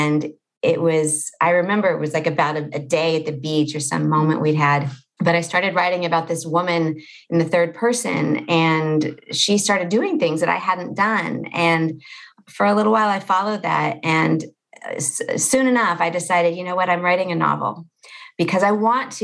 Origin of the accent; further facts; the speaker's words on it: Los Angeles, California, United States; I live in a town in Los Angeles called Pacific Palisades, and it is where I grew up